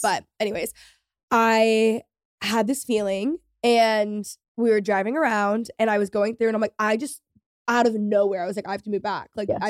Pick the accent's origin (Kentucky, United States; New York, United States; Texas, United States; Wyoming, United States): Texas, United States; McKinney; moved away as an adult; also born or lived in Los Angeles; I'm from McKinney. So I'm from the suburbs. And then I was living in LA and I went to college in LA.